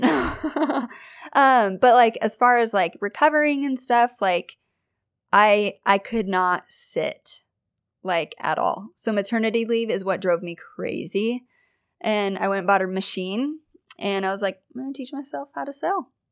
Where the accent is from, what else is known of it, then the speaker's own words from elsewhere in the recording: Kelso, Washington, United States; I am from Kelso, Washington.